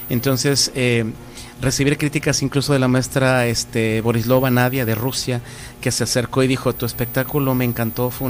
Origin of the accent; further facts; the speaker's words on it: Mexico; nosotros como mexicanos a veces no tenemos mucha conciencia de, lo maravilloso que es cada lugar.